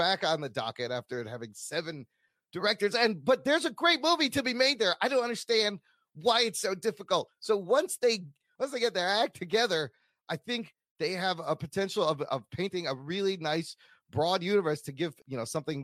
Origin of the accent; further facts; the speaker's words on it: Chicago, Illinois, United States; I am also a Pakistani American who was raised in Chicago to immigrant parents